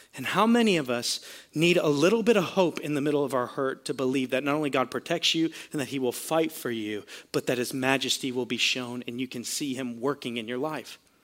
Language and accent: English; Florida, United States; we're from Florida